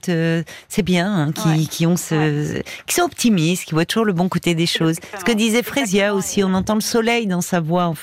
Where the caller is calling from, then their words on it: California, United States; Donc, moi, je suis près de San Francisco.